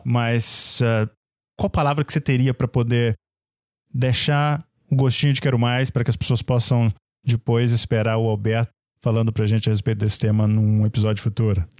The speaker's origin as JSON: {"language": "Portuguese", "country": "Brazil", "said": "como nós dizemos no Brasil"}